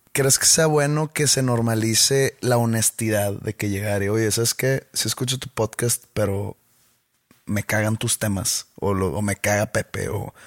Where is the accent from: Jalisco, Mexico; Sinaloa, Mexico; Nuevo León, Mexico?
Nuevo León, Mexico; Monterrey; acá en Monterrey tenemos un acento muy peculiar